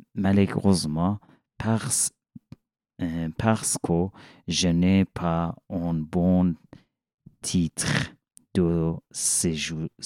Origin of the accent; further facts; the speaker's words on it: Iran; French is a second language; moved away as an adult; now in Switzerland; Je viens d'Iran